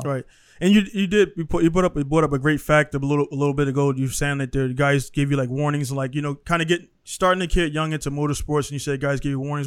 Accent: Baltimore, Maryland, United States; moved away as an adult; now in Japan; I come from Baltimore City. Uh, Baltimore City schools, public systems

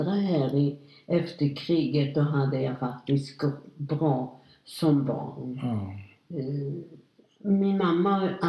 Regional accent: Łódź, Łódź Voivodeship, Poland; now in Linköping, Sweden; jag föddes 1927 i Lodz i Polen.

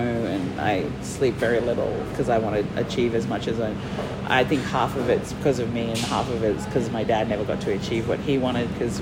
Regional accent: Moa Island, Torres Strait, Queensland, Australia; moved away; also born or lived in Mer Island, Torres Strait; I grew up on Moa

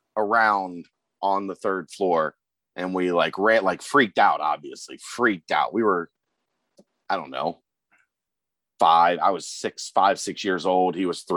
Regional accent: Kentucky, United States; Okay, then I'm Clooney. I'm from Kentucky.

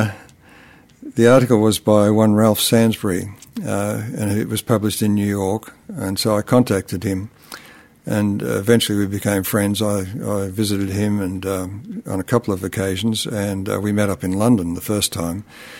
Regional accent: Canberra, Australian Capital Territory, Australia; my hometown in Australia, which is the capital of Australia

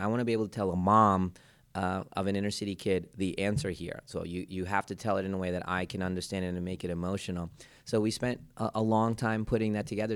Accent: Philadelphia, Pennsylvania, United States; also born or lived in India; my hometown Philadelphia

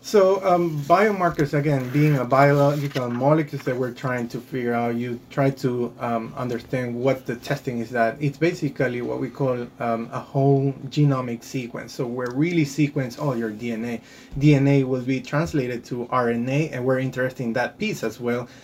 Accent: Guayaquil, Guayas, Ecuador; moved away as an adult; also born or lived in Rhode Island / Boston; now in United States; I did my medical school back in my home country in Guayaquil, Ecuador

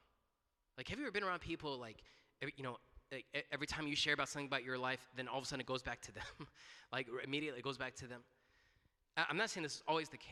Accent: Duluth, United States; in Duluth, in my hometown

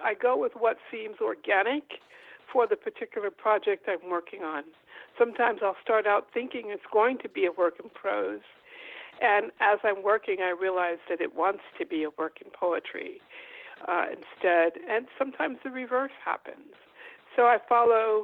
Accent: New York City, New York, United States; I was born in Harlem, Harlem Hospital to be exact

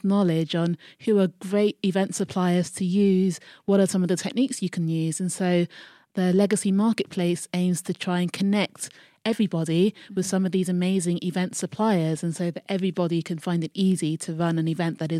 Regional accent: Croydon, London, United Kingdom; I am from South London, mm-hmm. Croydon. Mm-hmm. Big up Croydon.

